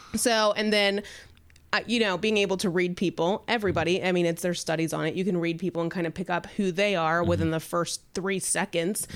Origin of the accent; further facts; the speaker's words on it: the South, United States; moved away; I'm from the South